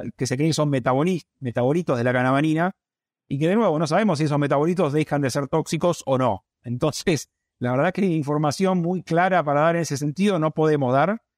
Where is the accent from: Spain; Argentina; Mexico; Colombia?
Argentina; acá en Argentina, como es de riesgo, la zona nuestra es de riesgo geográfico bajo